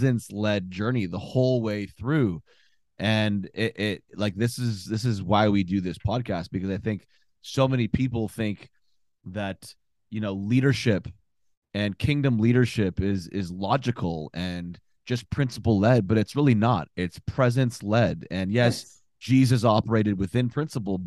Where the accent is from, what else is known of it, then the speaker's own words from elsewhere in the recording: Ottawa, Ontario, Canada; born and raised in Ottawa, capital of Canada